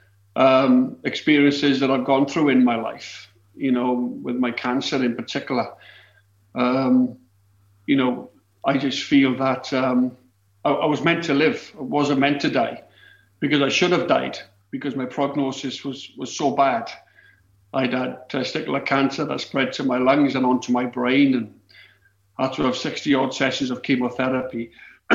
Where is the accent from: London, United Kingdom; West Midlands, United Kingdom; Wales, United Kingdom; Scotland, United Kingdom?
Wales, United Kingdom; I didn't have any allegiances towards either club growing up in Wales